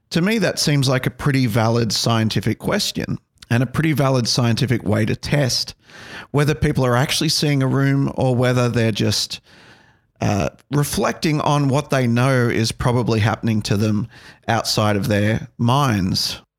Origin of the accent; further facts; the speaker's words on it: Australia; growing up in Australia, uh, you know, I think we embrace all religions